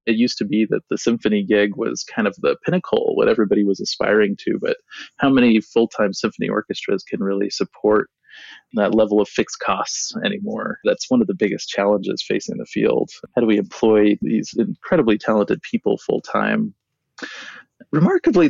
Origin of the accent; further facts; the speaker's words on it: Seattle, Washington, United States; also born or lived in Hopi Reservation, Arizona / New York; now in Arizona, United States; I grew up in Seattle for the most part, but my dad, who is Hopi, often sang Hopi songs to me.